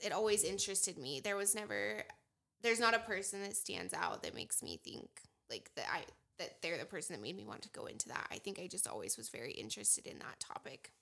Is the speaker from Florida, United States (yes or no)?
no; Casper, Wyoming, United States; I'm from Casper, Wyoming. I grew up here.